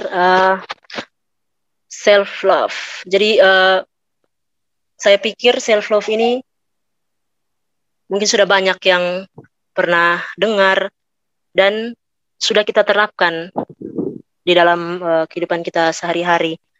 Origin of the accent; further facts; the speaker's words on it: East Nusa Tenggara, Indonesia; Saya asalnya dari Malaka dan Manggarai karena bapak mama saya berasal dari dua daerah itu.